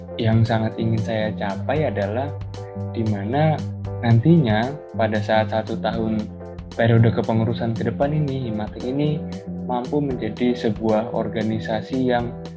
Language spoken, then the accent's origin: Indonesian; Bekasi, West Java, Indonesia; moved away as an adult; now in Surabaya, Indonesia; saya kelahiran dari Bekasi